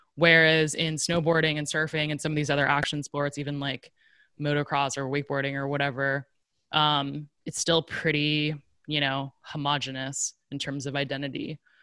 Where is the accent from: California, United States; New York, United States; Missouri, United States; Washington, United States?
California, United States; Silicon Valley; growing up in Silicon Valley